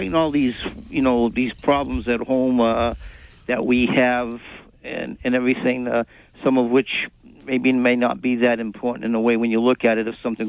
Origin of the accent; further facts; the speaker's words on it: Massachusetts, United States; I'm from Massachusetts